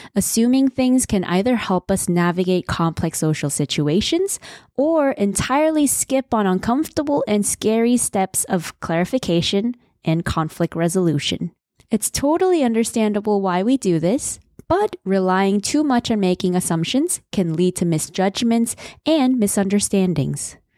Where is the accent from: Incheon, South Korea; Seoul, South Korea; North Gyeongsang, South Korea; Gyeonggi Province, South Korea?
Seoul, South Korea; I was born in Seoul, the busiest city in South Korea